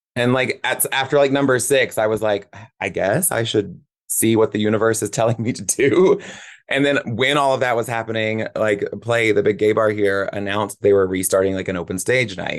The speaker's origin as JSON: {"language": "English", "town": "Nashville", "region": "Tennessee", "country": "United States", "tie": "born or raised there", "also_born_or_lived": "Charleston, South Carolina / Monterey, California", "said": "from, like, age three to eighteen, I was here"}